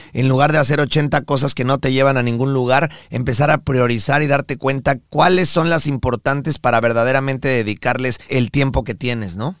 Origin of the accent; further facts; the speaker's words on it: Mexico; nosotros somos mexicanos de nacimiento